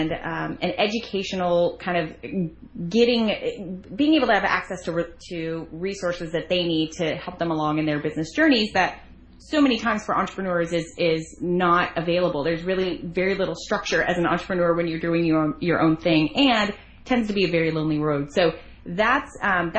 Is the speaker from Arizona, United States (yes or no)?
yes; Arizona, United States; moved away as an adult; now in Florida, United States; I was raised in Arizona amongst a family of eight